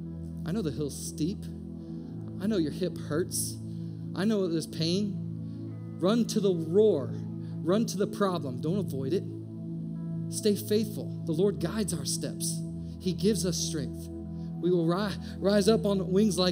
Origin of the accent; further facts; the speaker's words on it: Indiana, United States; moved away as an adult; also born or lived in Maryland / San Diego; now in Atlanta, United States; We're from Indiana.